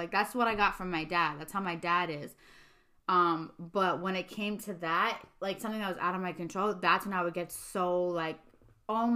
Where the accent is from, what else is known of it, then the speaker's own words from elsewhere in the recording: New York City, New York, United States; moved away; I'm from Staten Island